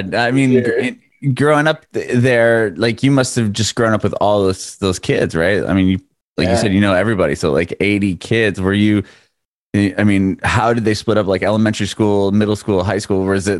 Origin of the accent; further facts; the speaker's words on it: San Diego, California, United States; moved away as an adult; this area I was from just started to really grow